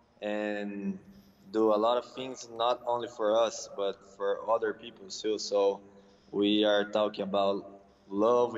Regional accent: Campinas, São Paulo, Brazil; English is a second language; also born or lived in California; now in São Paulo, Brazil; now I'm in my hometown with in my mother's house.

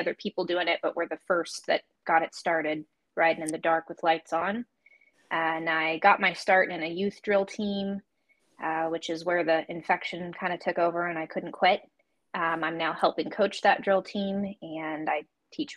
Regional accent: Idaho, United States; also born or lived in Colorado; very originally, I'm from Colorado, but my family moved out when I was about 9 to Idaho to be closer to my dad's family, and we've been here ever since

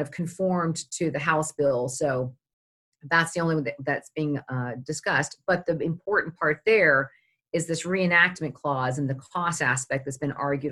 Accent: Charlottesville, Virginia, United States; I grew up in Charlottesville

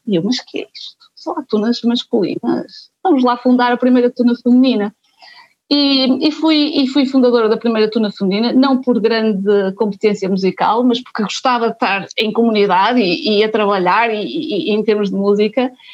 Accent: a small town in Aveiro district, Portugal; moved away as an adult; also born or lived in Porto; sou da Banca, uma pequena vila no distrito Aveiro, e quando vim para o Porto, para a Faculdade de Economia

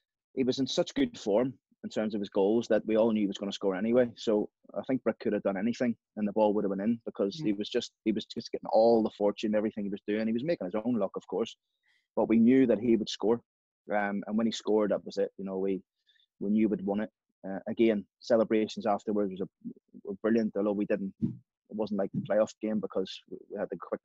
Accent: Belfast, Northern Ireland, United Kingdom; born or raised there; moved away; also born or lived in England

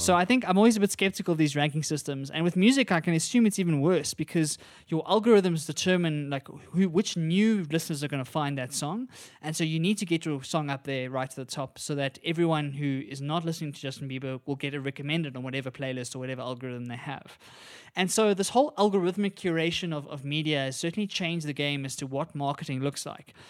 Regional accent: South Africa; as South Africans

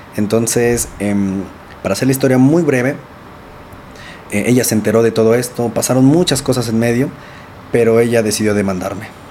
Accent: Nezahualcóyotl, State of Mexico, Mexico; yo soy de Nezahualcóyotl, de Neza, Estado de México. Crecí en una familia pues realmente pues muy bonita.

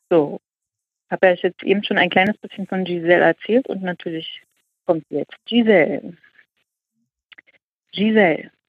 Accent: Germany; Nach Deutschland, ich, äh, weil es meine, äh, ja, mein Heimatland ist.

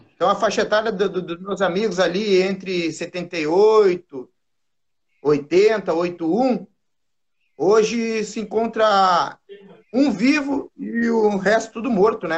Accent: Porto Alegre, Rio Grande do Sul, Brazil; eu sou do bairro Sarandi, Zona Norte de Porto Alegre

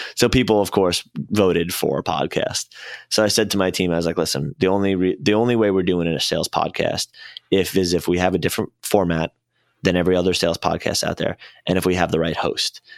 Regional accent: Syosset, New York, United States; moved away as an adult; also born or lived in Arizona; I grew up in, uh, Long Island, Syosset

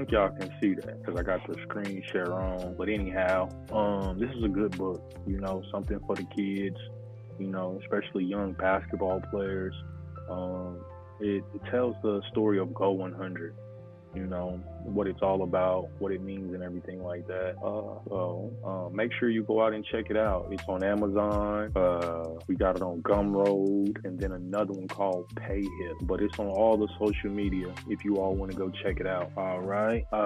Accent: Oklahoma City, Oklahoma, United States; My hometown team, the OKC Thunder

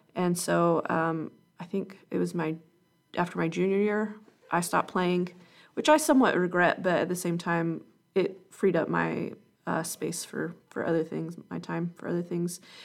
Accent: Calhoun, Georgia, United States; was born and raised in Calhoun, Georgia

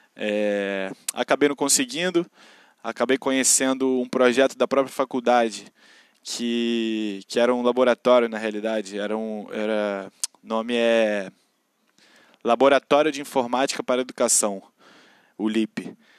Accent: Rio de Janeiro, Brazil; accent: carioca; moro na periferia do Rio de Janeiro, sou carioca da Gema, assim como vocês podem perceber pelo sotaque.

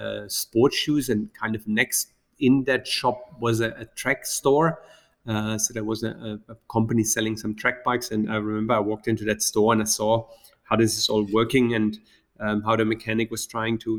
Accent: Black Forest, Baden-Württemberg, Germany; moved away as an adult; now in Dubai, United Arab Emirates; I grew up in the Black Forest in Germany

